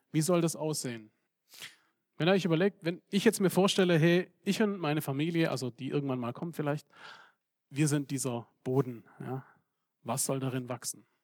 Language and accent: German; Serbia; ich komme aus Serbien und ich bin gewohnt, mit äh, Problemen umzugehen